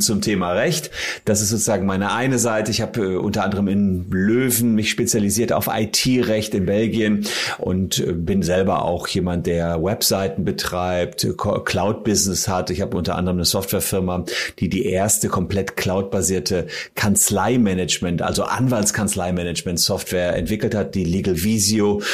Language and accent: German; Gevelsberg, North Rhine-Westphalia, Germany; in meiner Heimatstadt Gefelsberg